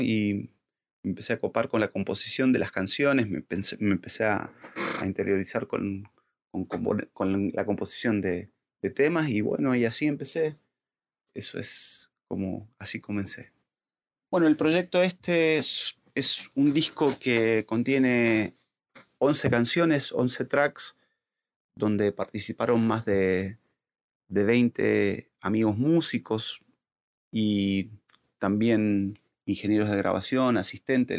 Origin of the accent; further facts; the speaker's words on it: La Consulta, Mendoza, Argentina; moved away as an adult; now in Buenos Aires, Argentina; Soy mendocino